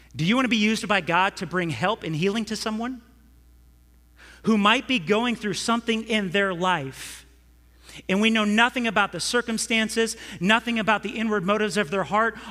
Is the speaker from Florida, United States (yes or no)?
no; California, United States; I'm from California